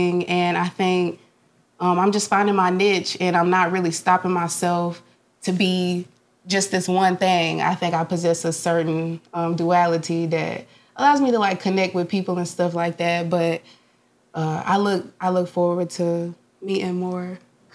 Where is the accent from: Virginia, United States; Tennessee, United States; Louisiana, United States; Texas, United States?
Tennessee, United States; Memphis; also born or lived in Mississippi; now in Nashville, United States; I'm from Memphis, Tennessee